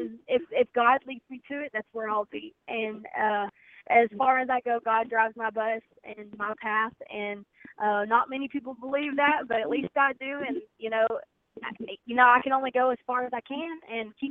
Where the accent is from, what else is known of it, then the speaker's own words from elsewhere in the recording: Birchwood, Tennessee, United States; also born or lived in Chattanooga, Tennessee / Pigeon Forge, Tennessee; That's my hometown, Birchwood, Tennessee